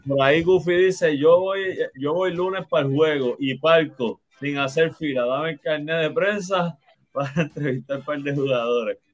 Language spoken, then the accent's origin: Spanish; Puerto Rico